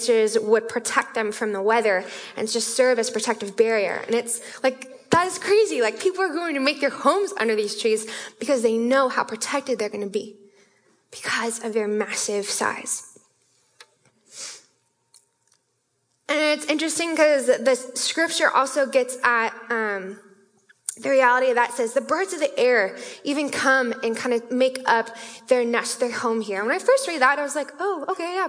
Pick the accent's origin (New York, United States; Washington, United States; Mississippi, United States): Washington, United States; Issaquah; I'm from Issaquah, our Spanish area